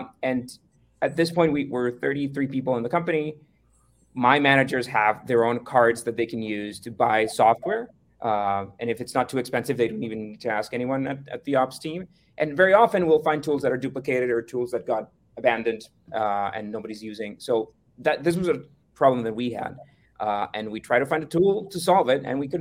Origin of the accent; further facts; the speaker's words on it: Costa Rica; we're from Costa Rica